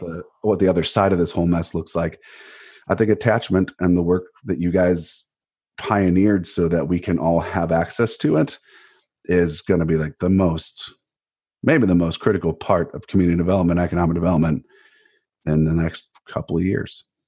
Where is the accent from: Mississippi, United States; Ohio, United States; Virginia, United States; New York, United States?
Ohio, United States; Cleveland; moved away; also born or lived in Winter Park, Florida; I'm from Cleveland. and I, it doesn't matter where I live, right? I'm from Cleveland. I'm a Clevelander